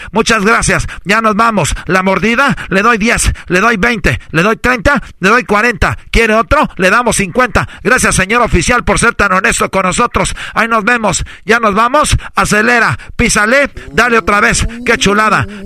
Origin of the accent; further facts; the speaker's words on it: Mexico; como buen mexicano, tenemos aquí